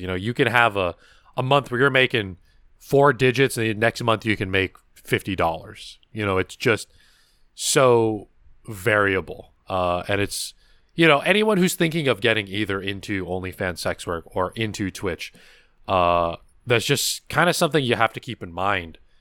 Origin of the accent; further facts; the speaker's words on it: California, United States; accent: American; I was raised in California